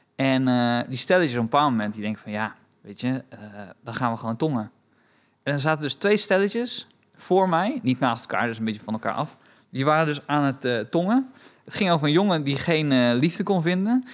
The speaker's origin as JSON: {"language": "Dutch", "country": "Romania", "moved": "yes", "lives_now": "Netherlands", "said": "ik ben Roemeens"}